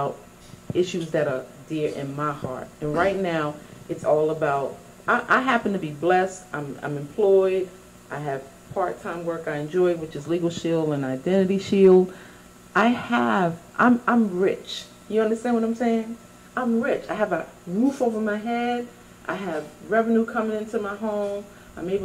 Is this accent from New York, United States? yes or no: yes; New York City, New York, United States; also born or lived in Bronx; I was born and raised in Harlem